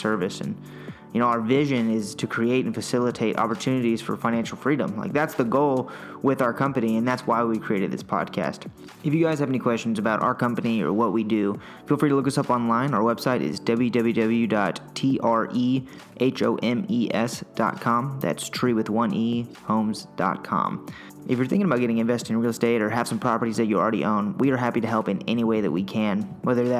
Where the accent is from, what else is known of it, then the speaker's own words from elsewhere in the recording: Austin, Texas, United States; I'm born and raised in Austin